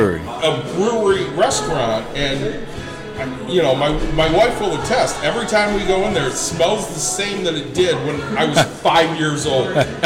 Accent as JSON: {"language": "English", "town": "Plainwell", "region": "Michigan", "country": "United States", "tie": "born or raised there", "said": "I grew up in Plainwell, which, you know, is about an hour south."}